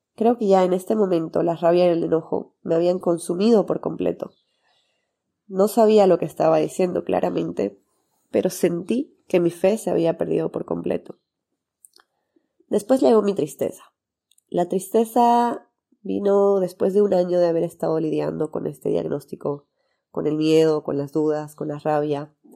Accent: Santa Cruz de la Sierra, Santa Cruz, Bolivia; tengo 30 años, soy de Santa Cruz, Bolivia, y soy médico cirujano

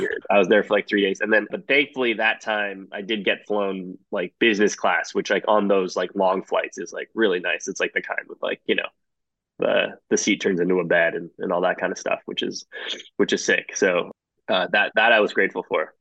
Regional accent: Toronto, Ontario, Canada; moved away as an adult; also born or lived in Singapore; now in New York, United States; I was born born just outside Toronto, um, in the suburbs, and uh, I grew up mostly there

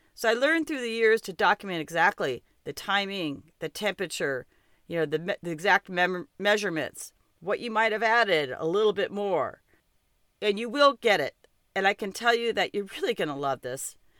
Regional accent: Montana, United States; I'm from Montana

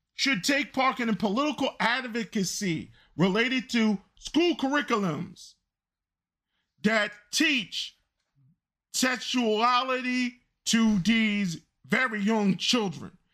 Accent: United States; as an American

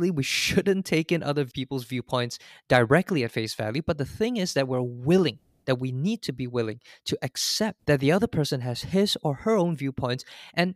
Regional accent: Singapore; now in United States; As a Singaporean, I was fortunate to have been brought up in a multicultural setting

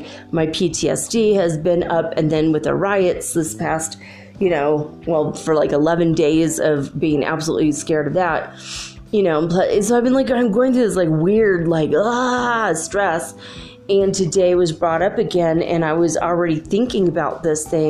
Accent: United States; I'm an American

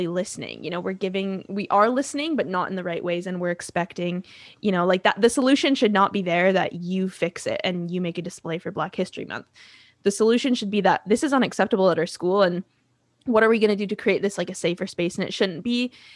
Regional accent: Abbotsford, British Columbia, Canada; I grew up in Abbotsford

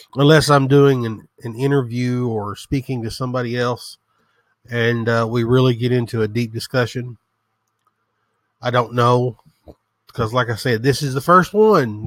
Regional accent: the South, United States; as you can tell from the sound of my voice, I am from the South. I'm a hillbilly, proud of it

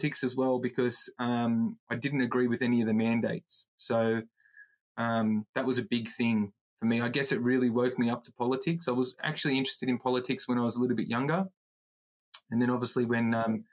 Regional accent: Campbelltown, New South Wales, Australia; also born or lived in Auburn, New South Wales; So I was born in Auburn Hospital, because that's where we were born back in the day, in the 80s. And then my family's been rooted in Campbelltown, so I've been in Campbelltown all my life.

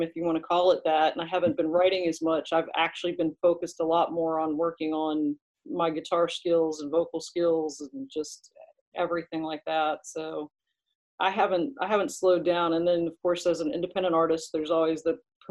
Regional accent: Eastern Shore of Maryland, United States; I grew up on the Eastern Shore of Maryland

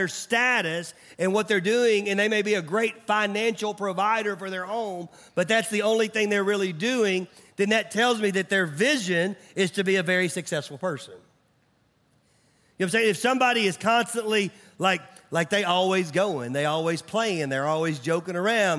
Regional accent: Mount Juliet, Tennessee, United States; I remember growing up, I grew up in Nashville. And it was funny when people would find out I was from Nashville, they always asked me the same question.

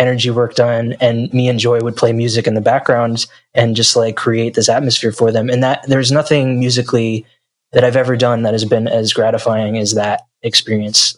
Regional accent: New Jersey, United States; moved away; I grew up in New Jersey in the United States

